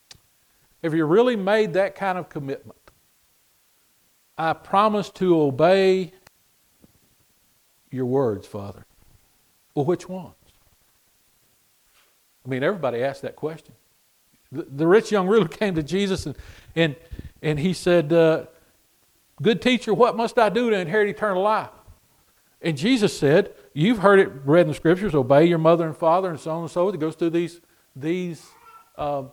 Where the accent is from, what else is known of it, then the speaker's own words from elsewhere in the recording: United States; We're an English-speaking nation